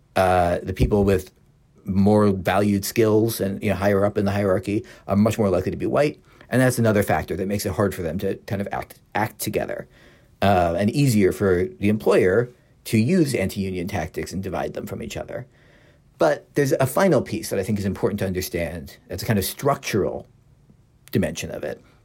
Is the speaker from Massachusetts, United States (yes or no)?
no; Philadelphia, Pennsylvania, United States; I'm from Philadelphia